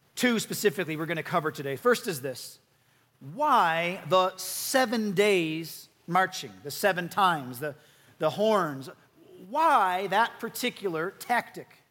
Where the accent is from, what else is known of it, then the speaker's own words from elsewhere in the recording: Chicago, Illinois, United States; now in Utah, United States; I come from Chicago